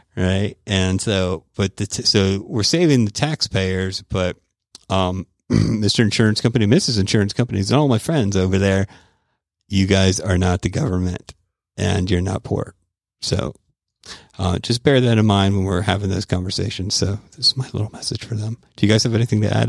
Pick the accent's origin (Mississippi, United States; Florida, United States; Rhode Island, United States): Florida, United States; Tampa; now in Georgia, United States; originally from Tampa, Florida